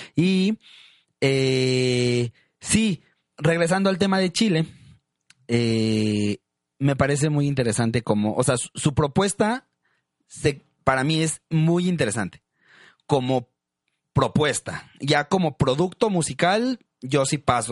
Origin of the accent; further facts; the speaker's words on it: Monterrey, Nuevo León, Mexico; a nosotros en Monterrey es la cumbia rebajadita, que es como la famosa cumbia de Monterrey